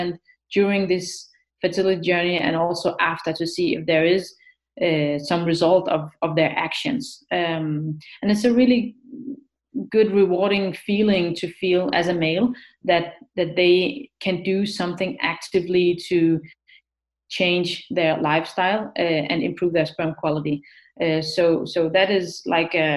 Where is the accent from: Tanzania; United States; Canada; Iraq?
Iraq; I am from Iraq